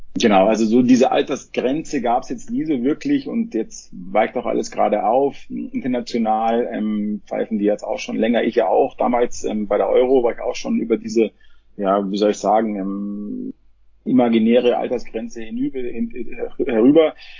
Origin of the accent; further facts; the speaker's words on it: Munich, Bavaria, Germany; ich komme ja aus München, mitten aus der Stadt, ja, ich bin immer mit den Menschen aufgewachsen